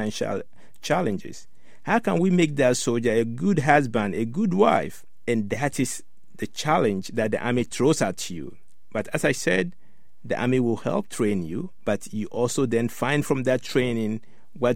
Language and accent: English; Ghana; now in United States; I grew up in Ghana, West Africa